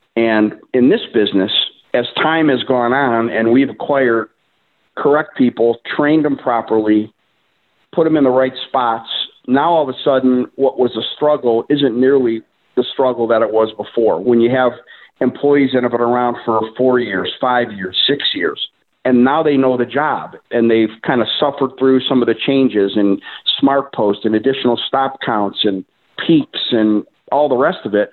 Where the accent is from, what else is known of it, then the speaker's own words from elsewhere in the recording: Cleveland, Ohio, United States; from the Cleveland, Ohio area, local Clevelander. Lived here most of my life.